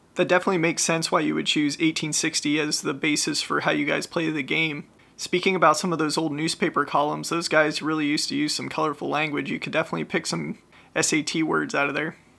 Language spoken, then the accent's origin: English; Ohio, United States; growing up in Ohio